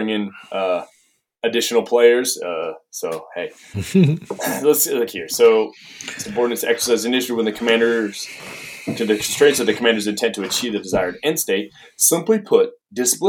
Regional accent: Maine, United States; now in Tennessee, United States; I'm from Maine. So I'm in New England, you know, up there.

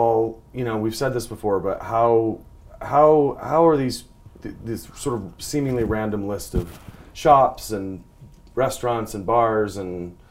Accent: Utah, United States; I grew up with trampolines because I grew up in Utah

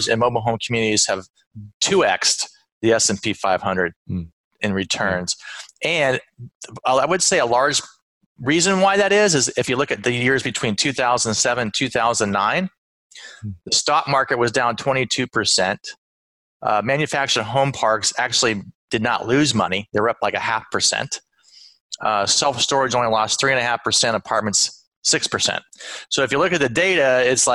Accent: Phoenix, Arizona, United States; moved away as an adult; also born or lived in Los Angeles / New Jersey / North Carolina; now in Austin, United States; I was from Phoenix

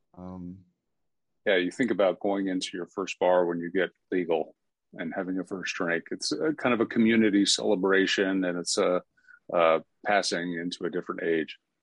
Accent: Atlanta, Georgia, United States; Atlanta just being my hometown

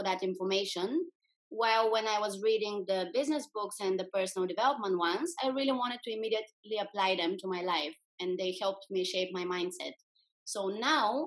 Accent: Bulgaria; English is a second language; moved away as an adult; now in Netherlands; I was back in my home country 7 years ago. This is Bulgaria in Europe.

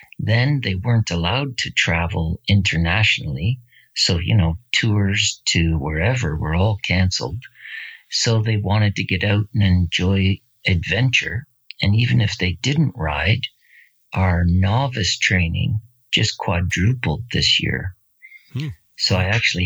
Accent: Barrie, Ontario, Canada

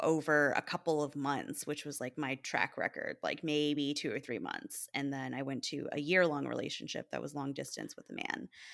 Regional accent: Texas, United States; moved away as an adult; now in Chicago, United States; my hometown

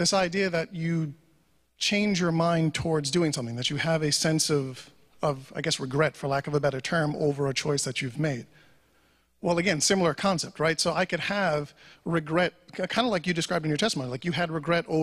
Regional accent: New York, United States; I'm a New Yorker

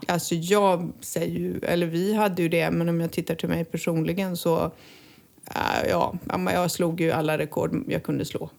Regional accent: Halmstad, Halland County, Sweden; moved away as an adult; now in Costa del Sol, Spain; att vara hemma i Halmstad igen

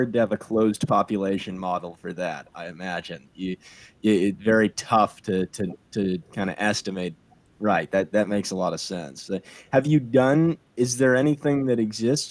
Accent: United States; we're all from the United States

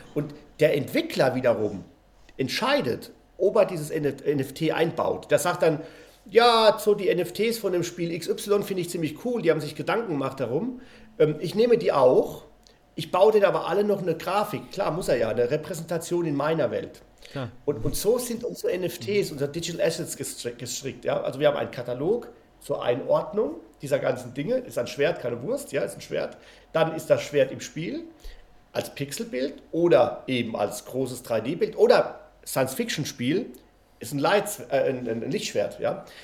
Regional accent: Spain; moved away; Ich bin ja in Spanien aufgewachsen

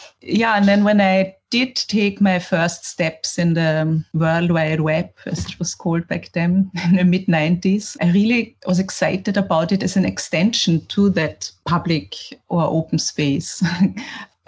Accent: Vienna, Austria; me growing up in Vienna, a capital in the 80s

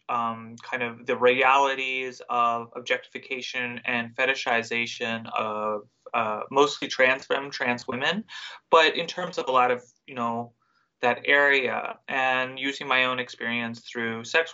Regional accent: the South, United States; growing up in the South in the middle of nowhere

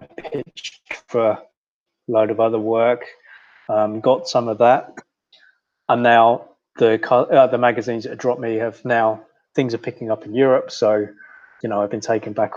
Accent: Swindon, South West England, United Kingdom; moved away as an adult; now in Australia; I'm from Swindon

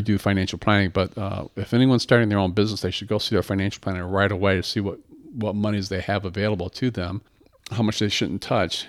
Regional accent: Battle Creek, Michigan, United States; also born or lived in Boston; born and raised in Battle Creek

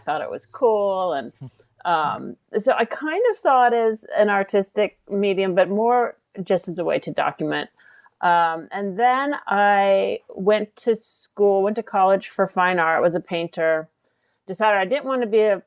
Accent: California, United States; I grew up in California, and so I'm kind of just, there's a little bit of a progressive hippie in my DNA

